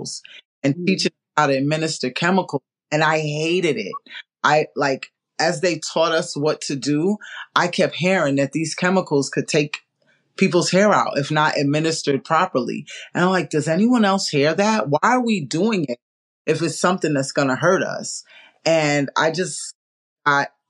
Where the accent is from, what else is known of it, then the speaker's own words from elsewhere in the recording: New York, United States; now in South Florida, United States; I grew up in New York